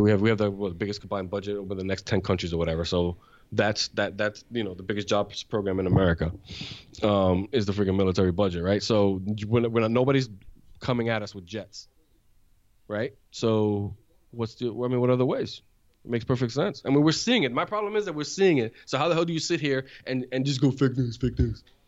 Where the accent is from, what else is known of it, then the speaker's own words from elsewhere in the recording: New York, United States; moved away; also born or lived in Dominican Republic / Florida; growing up in New York as a kid